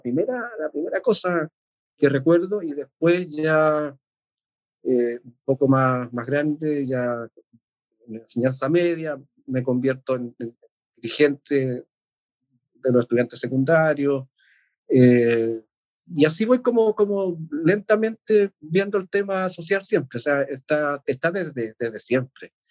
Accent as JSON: {"language": "Spanish", "town": "Temuco", "region": "Araucanía", "country": "Chile", "tie": "born or raised there", "moved": "yes", "lives_now": "Santiago, Chile", "said": "Una escuela muy chica allá en Temuco, que es mi ciudad natal"}